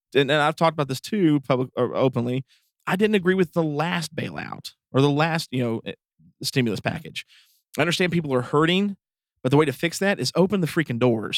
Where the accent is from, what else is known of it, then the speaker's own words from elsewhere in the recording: East Tennessee, United States; we are from East Tennessee